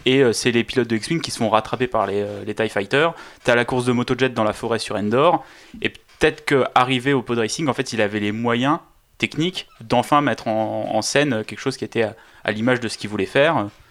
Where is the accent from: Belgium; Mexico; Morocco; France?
France; Nous, en tant que Français